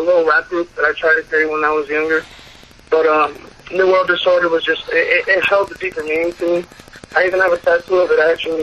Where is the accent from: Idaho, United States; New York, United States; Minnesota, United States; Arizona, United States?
New York, United States; New York City; my hometown, Staten Island